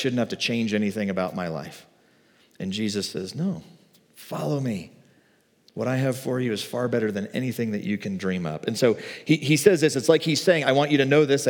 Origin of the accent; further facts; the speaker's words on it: the Bible Belt, United States; I grew up in the Bible Belt in like the 90s, like late 80s